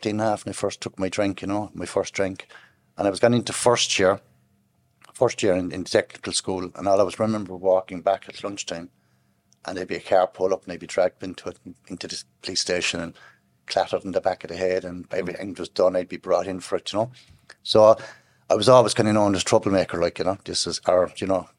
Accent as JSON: {"language": "English", "town": "Midleton", "region": "Munster", "country": "Ireland", "tie": "born or raised there", "said": "I'm originally from East Cork, Middleton. I was born down there"}